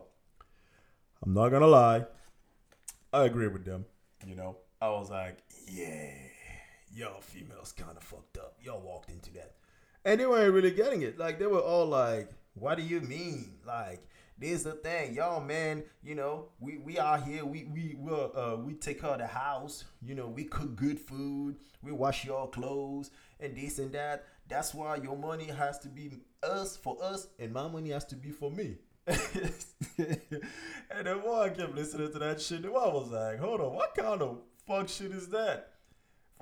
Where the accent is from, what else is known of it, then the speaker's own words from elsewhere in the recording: Cameroon; also born or lived in France; now in United States; I'm from Cameroon. I was born in Cameroon, you know, raised over there, raised in Europe, France, and then I'm here in the United States